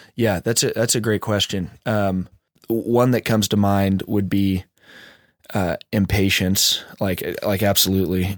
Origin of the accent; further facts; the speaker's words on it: Orlando, Florida, United States; I grew up in South Orlando, and I'm now living in North Orlando